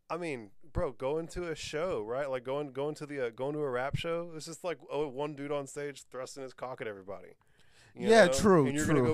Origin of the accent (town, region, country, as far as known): Plantersville, Texas, United States; born or raised there; also born or lived in Austin, Texas